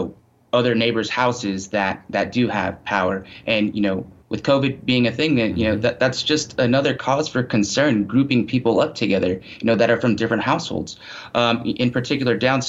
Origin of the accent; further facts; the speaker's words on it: Texas, United States; as a Texan